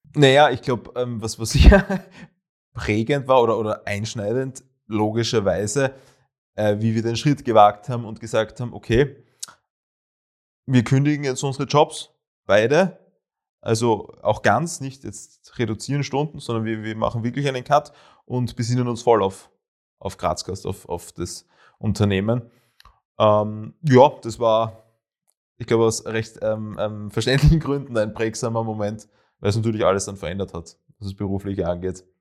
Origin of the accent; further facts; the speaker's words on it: Graz, Styria, Austria; also born or lived in Vienna; Heimat. Ähm, ich bin zwar sogar in Wien geboren, aber sehr rasch nach Graz übersiedelt, sehr, sehr rasch